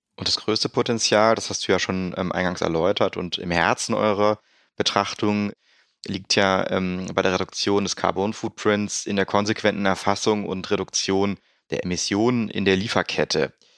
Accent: Rhineland, Germany; der Uli und ich als Rheinländer

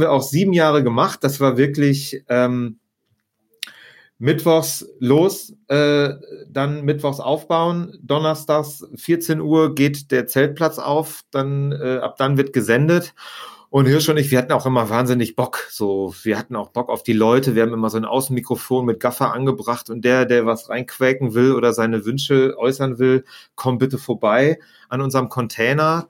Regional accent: Vreden, North Rhine-Westphalia, Germany; moved away as an adult; also born or lived in Barcelona; now in Münster, Germany; eigentlich bin ich äh, in einem kleinen äh, Örtchen namens Frieden direkt an der holländischen Grenze geboren

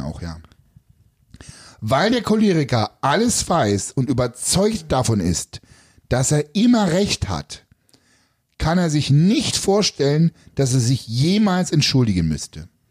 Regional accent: East Germany, Germany; Ich bin ja quasi ja in der DDR groß geworden

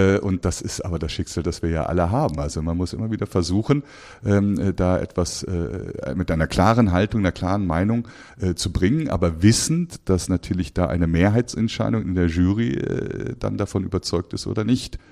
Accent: Cologne, North Rhine-Westphalia, Germany; moved away as an adult; also born or lived in Aachen / London; now in Frankfurt, Germany; in Köln, in meiner Heimatstadt

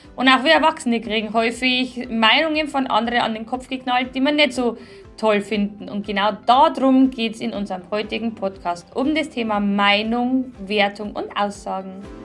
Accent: Bavaria, Germany; bei uns in Bayern

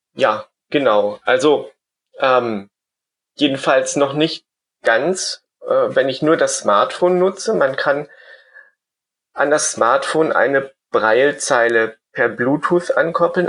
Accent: Germany; moved away as an adult; now in Vienna, Austria; Ich bin ja eigentlich aus Deutschland und bin dann wegen meiner Arbeit nach Österreich gegangen. 2006 nach Wien

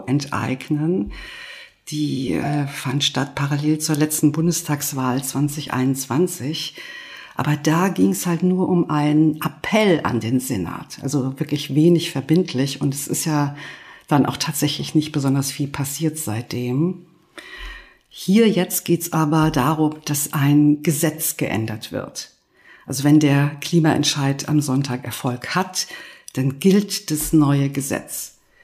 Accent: Berlin, Germany; Das würde ich auch nicht schlecht finden als Berlinerin

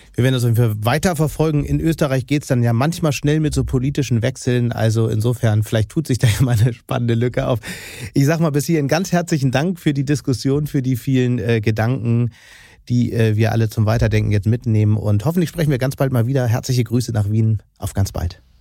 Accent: Hamburg, Germany; als Hamburger

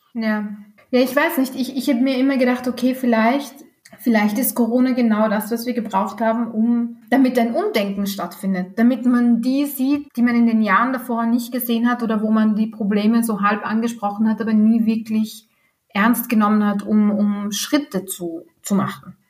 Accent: Austria; hier bei uns in Österreich

